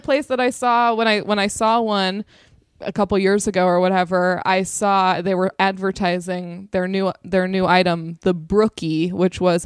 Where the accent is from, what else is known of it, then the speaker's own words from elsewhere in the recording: Southern California, United States; also born or lived in Los Angeles; being from Southern California